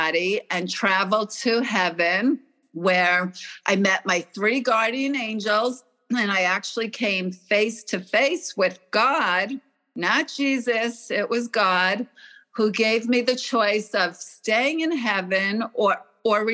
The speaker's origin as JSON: {"language": "English", "town": "Oceanside", "region": "New York", "country": "United States", "tie": "born or raised there", "also_born_or_lived": "Stamford, Connecticut", "said": "I grew up in Oceanside, New York, but I was actually born in Connecticut, in Stamford, Connecticut"}